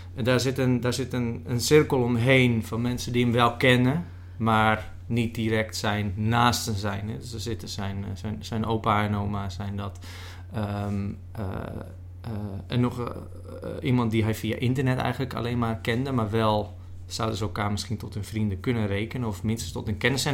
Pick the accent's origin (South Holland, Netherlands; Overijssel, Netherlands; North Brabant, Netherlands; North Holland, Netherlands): North Holland, Netherlands; West Friesland; West-Friesland, een kop van mhm. Noord-Holland, waar ik vandaan kom